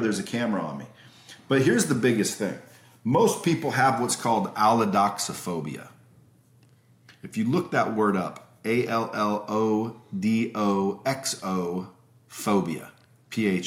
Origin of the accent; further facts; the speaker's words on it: United States; I'm American.